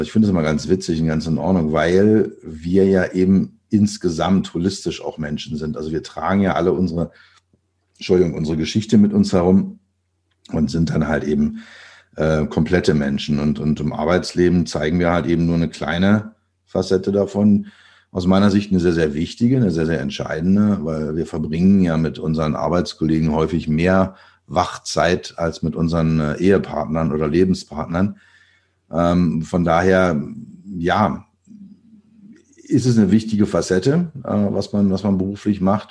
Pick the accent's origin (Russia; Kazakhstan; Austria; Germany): Germany; Berlin; ich bin geboren in Berlin. Man hört es immer noch, wenn ich rede